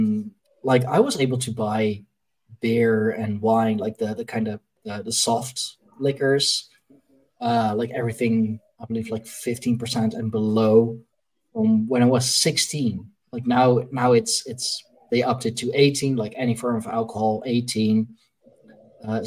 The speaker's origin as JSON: {"language": "English", "town": "Leiden", "region": "South Holland", "country": "Netherlands", "tie": "born or raised there", "said": "my hometown of, you know, of Leiden"}